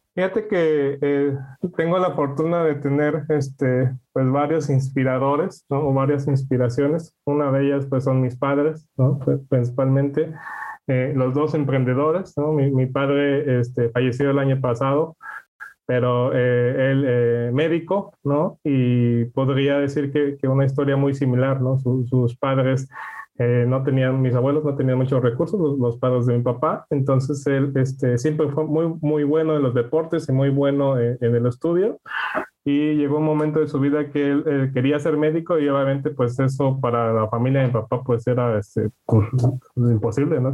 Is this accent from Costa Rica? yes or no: no; Mexico; now in Netherlands; nosotros como mexicanos